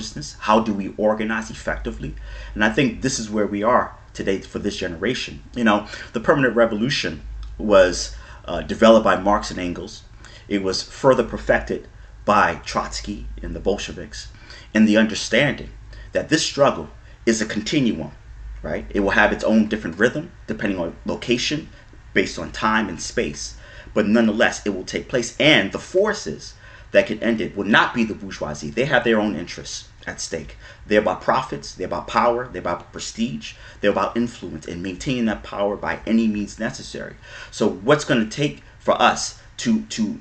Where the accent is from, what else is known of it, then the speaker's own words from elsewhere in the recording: United States; born and raised in the United States